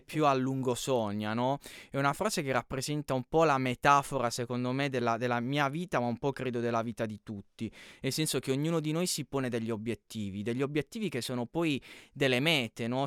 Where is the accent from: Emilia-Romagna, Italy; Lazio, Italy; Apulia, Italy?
Apulia, Italy; Canosa di Puglia; sono di Canosa di Puglia